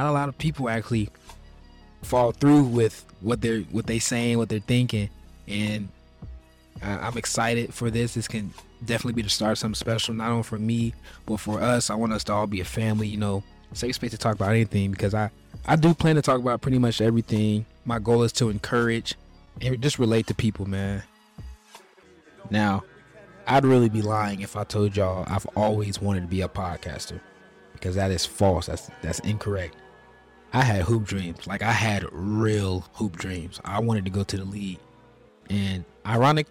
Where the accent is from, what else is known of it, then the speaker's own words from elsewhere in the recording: Charlotte, North Carolina, United States; I'm from Charlotte, North Carolina, the real Queen City. I was born and raised here.